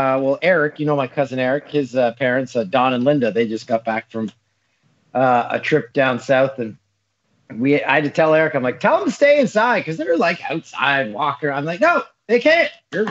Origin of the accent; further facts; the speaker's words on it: Peterborough, Ontario, Canada; like I was in my hometown of Peterborough, my cousin runs a restaurant there called The Pin.